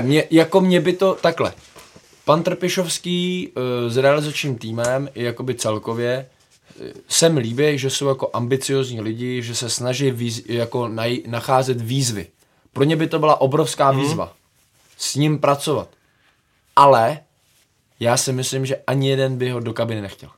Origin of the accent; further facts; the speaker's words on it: Czechia; my jako by Češi